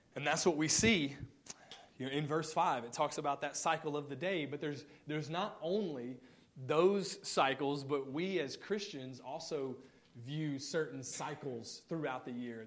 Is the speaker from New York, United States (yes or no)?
no; Mississippi, United States; moved away; I'm from Mississippi originally